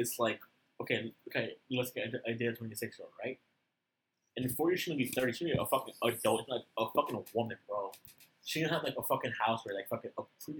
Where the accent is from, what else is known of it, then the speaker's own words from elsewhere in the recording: Mexico; I'm from Mexico, not from fucking Alabama